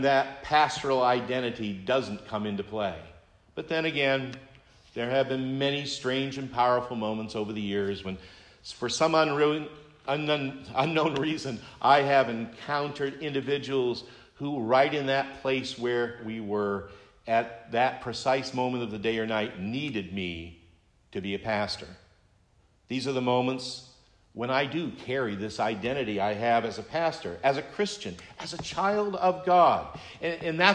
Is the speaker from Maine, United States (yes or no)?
yes; Maine, United States; now in New Hampshire, United States; I am a native Mainer.